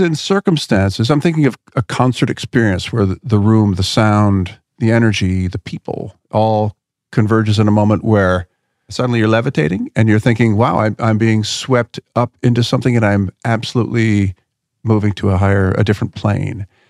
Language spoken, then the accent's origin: English; Philadelphia, Pennsylvania, United States; I grew up in Philadelphia